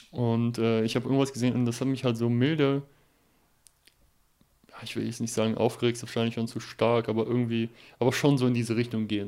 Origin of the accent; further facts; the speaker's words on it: Germany; generell als Deutscher in Holland, das ist halt wirklich wie so ein Bundesland.